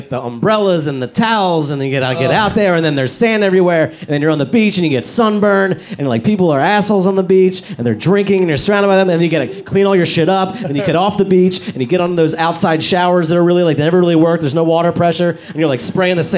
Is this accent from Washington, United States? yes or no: no; Philadelphia, Pennsylvania, United States; now in Los Angeles, United States; As a kid, I grew up in Philadelphia